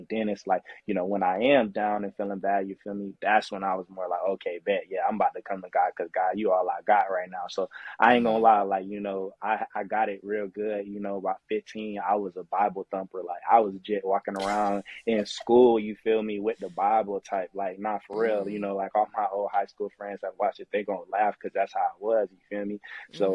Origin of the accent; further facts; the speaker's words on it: Winter Haven, Florida, United States; I'm from Winter Haven, Florida